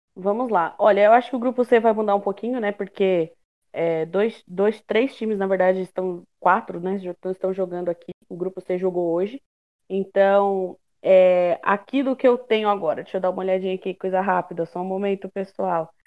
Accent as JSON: {"language": "Portuguese", "country": "Brazil", "said": "eu, como uma boa brasileira raiz"}